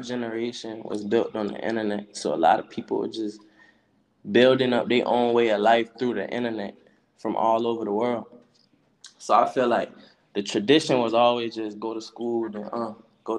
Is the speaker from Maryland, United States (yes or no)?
no; South Carolina, United States; I'm from South Carolina. I'm from Yemisi, South Carolina, Black Bottom